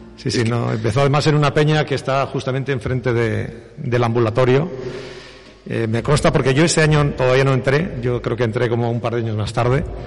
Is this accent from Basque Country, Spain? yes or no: yes; Bilbao, Basque Country, Spain; Yo soy de Bilbao